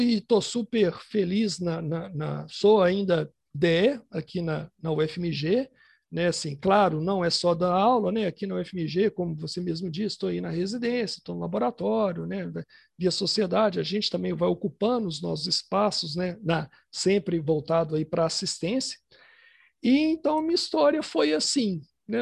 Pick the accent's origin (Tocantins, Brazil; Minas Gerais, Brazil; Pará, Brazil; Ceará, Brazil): Minas Gerais, Brazil; Ipatinga; now in Belo Horizonte, Brazil; A gente morava em Patinga, eu nasci em Patinga, que é uma cidade do interior aqui de Minas